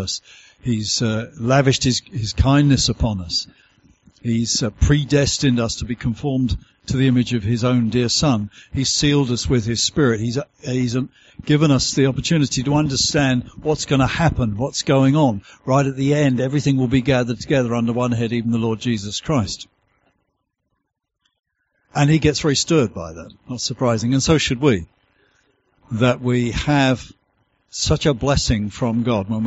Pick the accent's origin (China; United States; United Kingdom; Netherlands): United Kingdom; accent: southern; my southern accent as I've travelled this far north